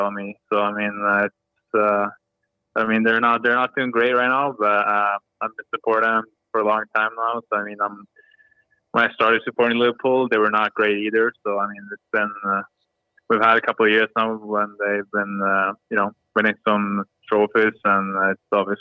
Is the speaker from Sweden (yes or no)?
yes; Sweden; English is a second language; moved away as an adult; also born or lived in Kramfors / Manchester; now in Los Angeles, United States; Growing up in Sweden